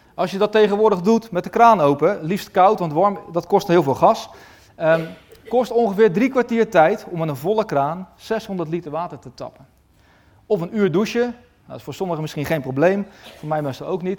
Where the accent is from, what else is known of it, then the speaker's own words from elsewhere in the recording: Westland, South Holland, Netherlands; In het Westland, waar ik vandaan kom